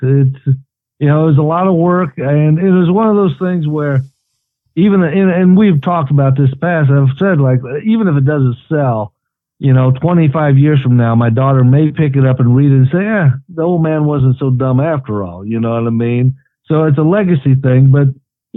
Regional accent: East Tennessee, United States; growing up in East Tennessee and the Appalachia

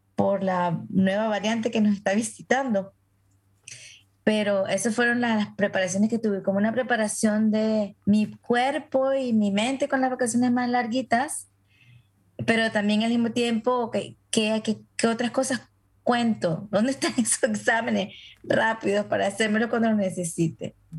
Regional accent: Venezuela; moved away; en la comunidad a la que pertenezco por mi gentilicio como venezolana

